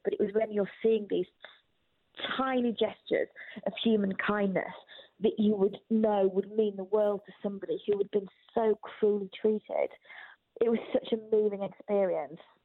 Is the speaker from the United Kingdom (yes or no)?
yes; United Kingdom; I didn't grow up in Albania, I grew up in Britain